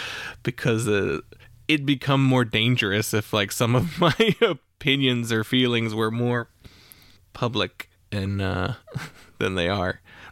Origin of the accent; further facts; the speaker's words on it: Midwest, United States; I'm from the Midwest, and I went to school in Georgia.